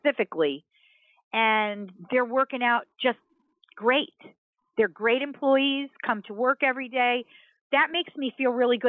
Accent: New York area, United States; now in California, United States; I'm from the New York area originally

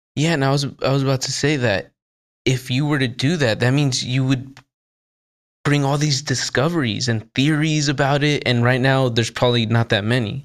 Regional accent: United States; I'm American

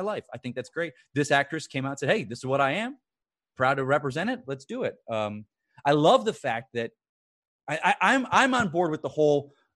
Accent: Florida, United States; also born or lived in New York; I was raised in Florida

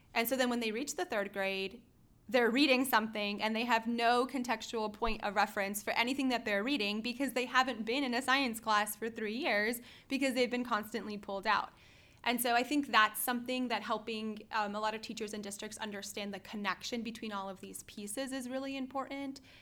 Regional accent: Florida, United States; we are all from Florida

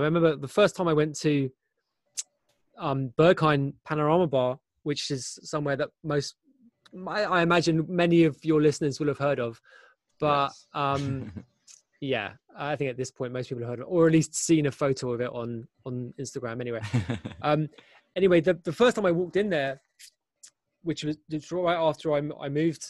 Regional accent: London, United Kingdom; moved away as an adult; now in Berlin, Germany; I'm from London. I grew up in London

